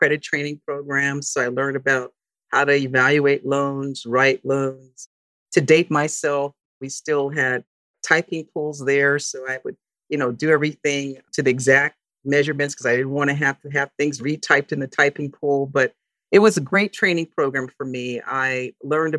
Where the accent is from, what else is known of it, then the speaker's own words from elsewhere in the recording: Hawthorne, California, United States; moved away as an adult; also born or lived in San Francisco, California; now in California, United States; I was born in San Francisco, and at a very early age, my parents moved to Southern California. I was primarily raised in Hawthorne, California, which is a suburb of Los Angeles